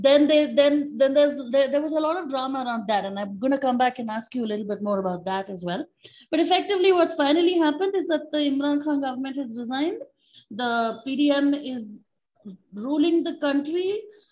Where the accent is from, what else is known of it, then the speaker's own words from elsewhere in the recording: India; also born or lived in Delhi, India; being Indian